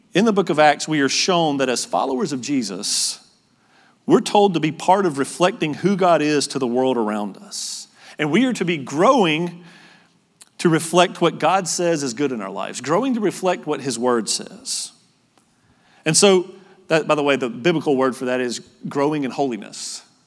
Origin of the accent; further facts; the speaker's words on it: North Carolina, United States; moved away as an adult; also born or lived in Utah; I'm from North Carolina